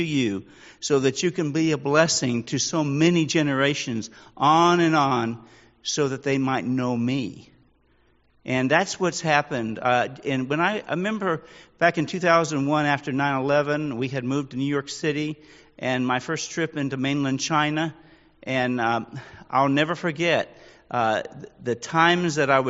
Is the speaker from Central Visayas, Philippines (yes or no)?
no; Manila, Metro Manila, Philippines; also born or lived in US West Coast; I grew up in Manila, Philippines, part of my life. I actually was born and raised here on the West Coast for about 7 years.